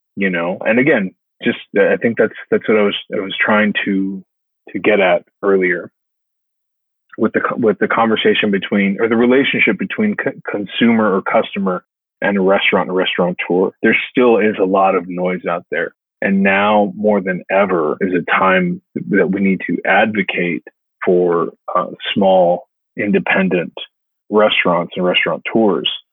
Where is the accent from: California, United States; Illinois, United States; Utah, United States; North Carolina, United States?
California, United States; Los Angeles; now in Nashville, United States; those are my roots. I'm from Los Angeles, California